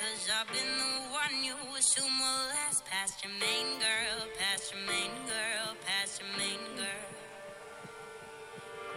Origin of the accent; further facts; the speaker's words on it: Canada; first language French; English is a second language; I'm French Canadian, so this English is my second language.